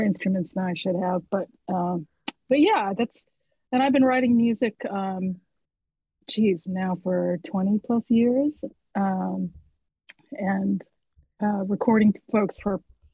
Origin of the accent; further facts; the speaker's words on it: Cincinnati, Ohio, United States; also born or lived in Canada / Georgia; raised mostly in the United States, here in Ohio, in Cincinnati